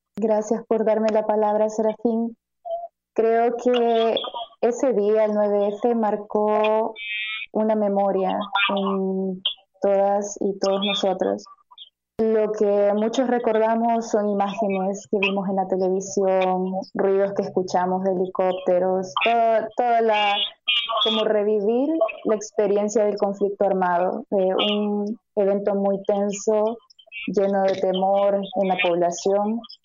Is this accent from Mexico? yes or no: no; El Salvador; Como salvadoreños y salvadoreñas